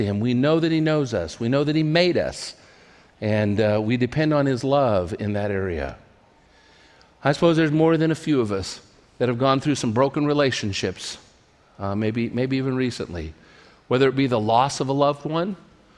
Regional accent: California, United States; also born or lived in Portland, Oregon; I grew up in California, never been away from home in my life

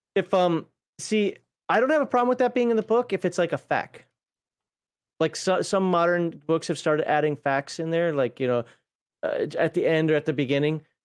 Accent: Minnesota, United States; as a Minnesotan

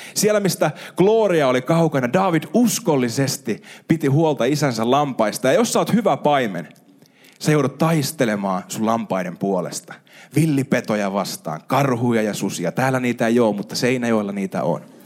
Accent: Ostrobothnia, Finland; meillä Pohjanmaalla

